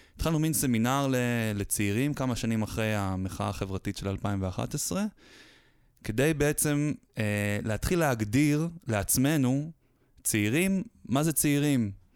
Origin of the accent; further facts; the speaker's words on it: Haifa, Haifa District, Israel; חיפאי born and raised